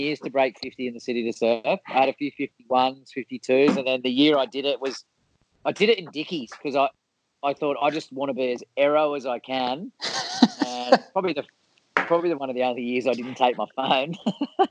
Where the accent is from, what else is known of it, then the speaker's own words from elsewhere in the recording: Sydney, New South Wales, Australia; I grew up in Vaucluse